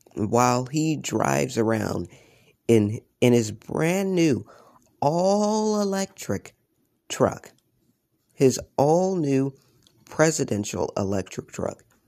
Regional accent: United States; I was ashamed by being an American

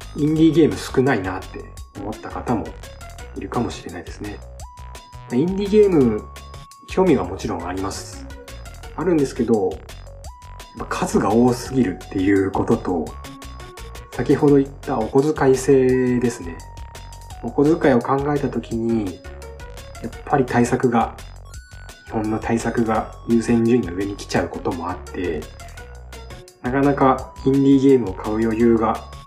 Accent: Shimane, Japan; 生まれも育ちも島根県です。

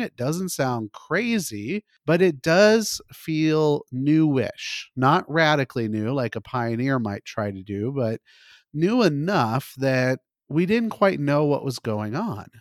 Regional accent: California, United States; I grew up mostly in California. I was in the Valley, which is the middle part of this state.

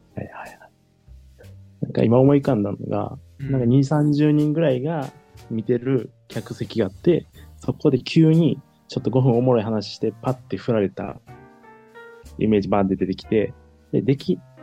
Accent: Kansai, Japan; 関西育ち

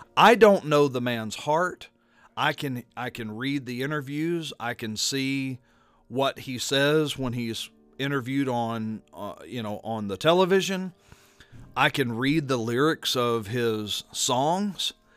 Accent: Baton Rouge, Louisiana, United States; my hometown of Baton Rouge

